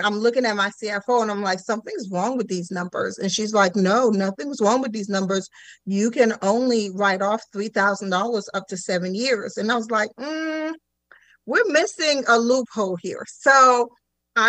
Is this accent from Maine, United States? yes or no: no; Sarasota, Florida, United States; also born or lived in Haiti; originally from the island of Haiti, so I'm an island girl, but I was raised in Sarasota.